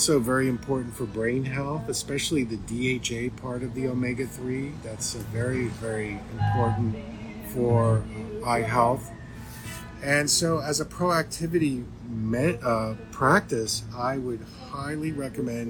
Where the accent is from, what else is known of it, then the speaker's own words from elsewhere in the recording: Pittsburgh, Pennsylvania, United States; It's my hometown where I was born.